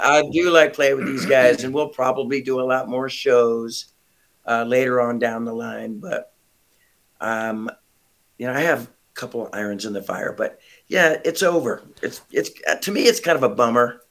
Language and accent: English; San Francisco Bay Area, California, United States; moved away; I am from San Francisco Bay Area